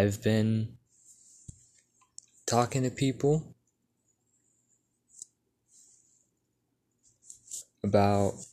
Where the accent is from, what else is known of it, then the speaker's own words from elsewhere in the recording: Texas, United States; I'm from a small town in Texas.